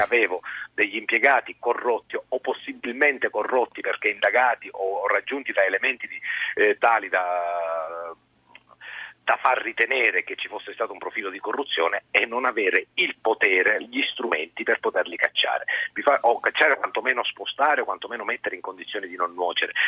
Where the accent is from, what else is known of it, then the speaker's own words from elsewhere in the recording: Sicily, Italy; moved away as an adult; now in Rome, Italy; pur essendo siciliano